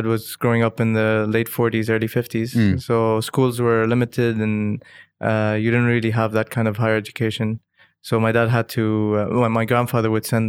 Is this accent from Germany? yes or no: no; Dubai, United Arab Emirates; And growing up in Dubai aside these different nationalities, speaking Arabic, speaking English, being exposed to different nationalities